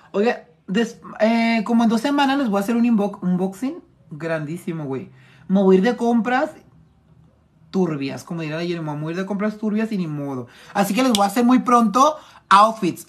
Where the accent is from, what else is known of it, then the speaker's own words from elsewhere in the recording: Tijuana, Baja California, Mexico; Estoy de aquí, Tijuana